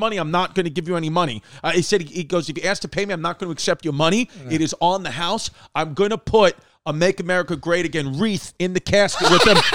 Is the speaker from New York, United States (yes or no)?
yes; New York City, New York, United States; growing up in Brooklyn